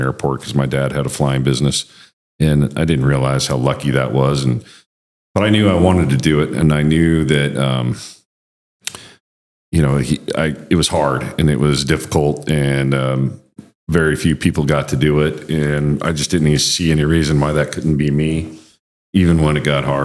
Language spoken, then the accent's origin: English; Wyoming, United States; moved away as an adult; my home state of Wyoming